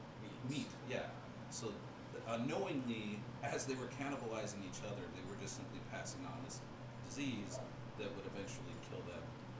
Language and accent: English; Washington, United States; You and I spent some time growing up in Washington State.